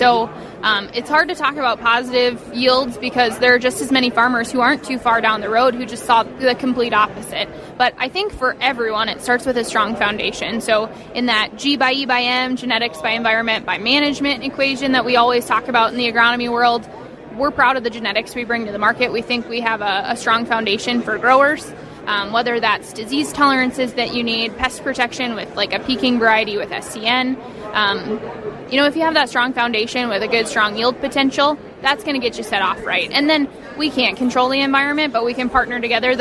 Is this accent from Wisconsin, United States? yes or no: yes; Wisconsin, United States; I come from Wisconsin, where it was really a flip of a coin what kind of harvest we were going to get.